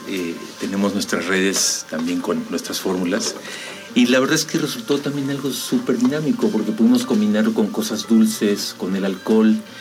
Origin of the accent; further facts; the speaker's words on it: Mexico; como mexicanos